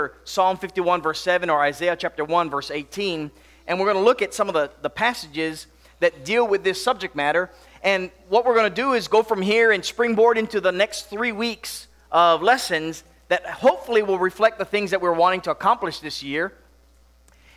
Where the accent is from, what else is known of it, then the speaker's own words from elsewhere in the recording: Makawao, Hawaii, United States; now in Tennessee, United States; growing up in Hawaii, snow was not much of a, common thing. Not that it's so common here in Tennessee